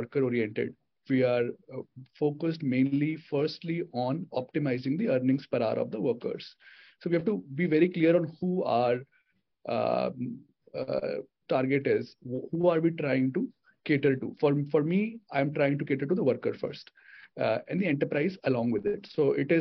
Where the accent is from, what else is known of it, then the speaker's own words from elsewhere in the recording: India; also born or lived in United States; I'm an Indian